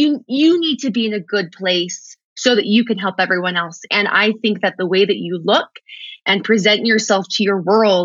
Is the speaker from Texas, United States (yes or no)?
yes; Texas, United States; I'm from Texas